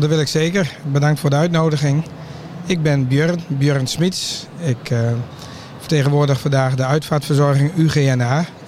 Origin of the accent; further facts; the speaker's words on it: Drenthe, Netherlands; bij ons in Drenthe